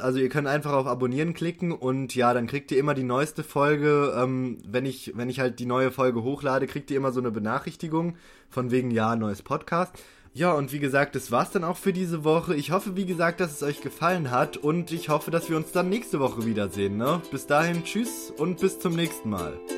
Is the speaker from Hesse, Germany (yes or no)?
yes; near Frankfurt, Hesse, Germany; ich komme ja aus der Nähe von Frankfurt